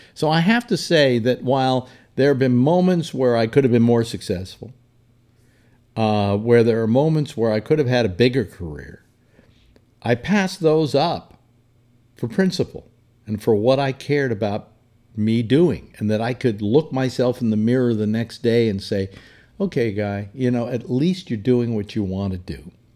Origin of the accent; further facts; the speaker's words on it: San Francisco, California, United States; my hometown, San Francisco.